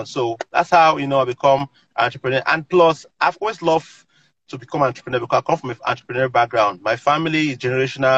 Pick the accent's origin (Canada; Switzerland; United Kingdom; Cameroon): Cameroon; now in United States; growing up in Cameroon, I helped my parents to run their little business